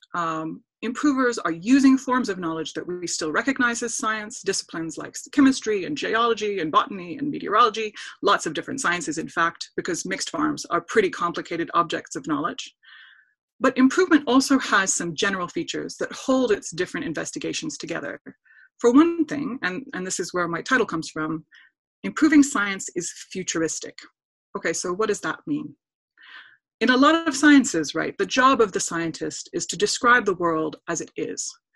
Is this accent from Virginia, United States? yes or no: no; Wisconsin, United States; I'm from Wisconsin